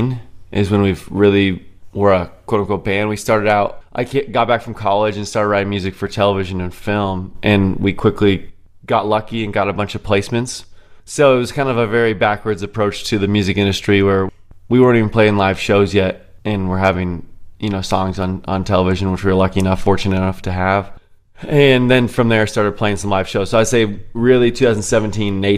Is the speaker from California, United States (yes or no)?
yes; Orange County, California, United States; moved away as an adult; now in Tennessee, United States; I grew up in Orange County my entire life and recently moved to Tennessee about a year and a half ago